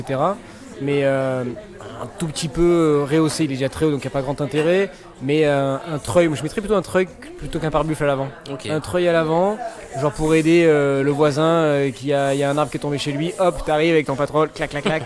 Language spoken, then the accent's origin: French; Marseille, Provence-Alpes-Côte d'Azur, France; moi, en tant que bon Marseillais